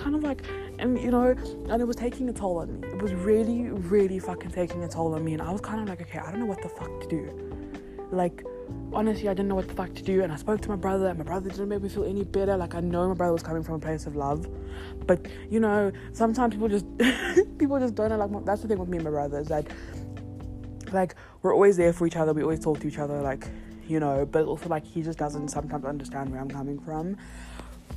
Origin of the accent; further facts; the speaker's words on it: Johannesburg, Gauteng, South Africa; also born or lived in Cape Town; now in Johannesburg, South Africa; I grew up in Joburg.